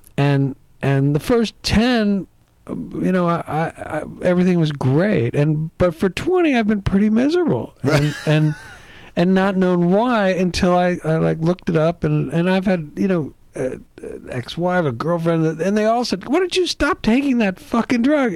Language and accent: English; East Coast, United States; also born or lived in Midwest; grew up back east on the East Coast.